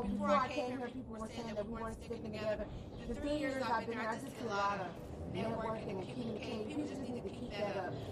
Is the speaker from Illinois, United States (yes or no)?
yes; Chicago, Illinois, United States; now in Arizona, United States; I'm from Chicago. I'm living in Arizona, but I travel all over the world